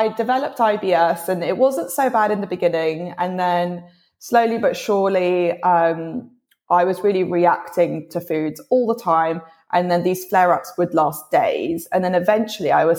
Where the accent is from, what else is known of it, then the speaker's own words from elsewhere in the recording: London, United Kingdom; also born or lived in Colombia; at the age of 8, I came back to London